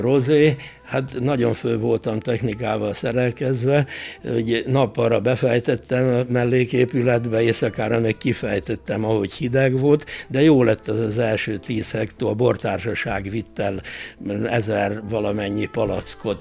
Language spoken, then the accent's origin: Hungarian; Várdomb, Tolna, Hungary; also born or lived in Szekszárd / Gyöngyös; Várdomban, a szomszéd faluban, ahol születtem